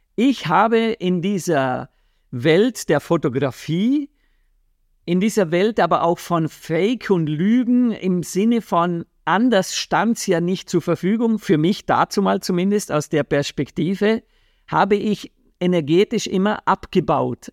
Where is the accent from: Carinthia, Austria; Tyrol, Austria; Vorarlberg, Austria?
Vorarlberg, Austria; da, wo ich aufgewachsen bin, in Vorarlberg